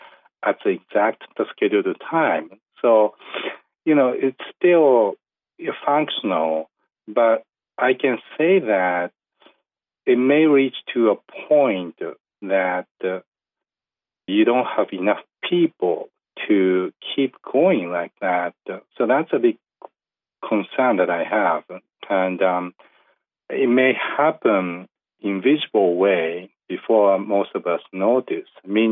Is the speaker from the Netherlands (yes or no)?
no; Yamaguchi, Japan; Because just last week, I just traveled back to my hometown in Western Japan. It's called Yamaguchi Prefecture.